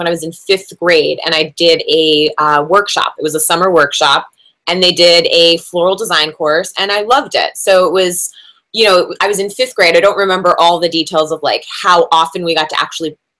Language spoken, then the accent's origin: English; New Jersey, United States; I'm from New Jersey, so you go to the mall to get a job when you're from New Jersey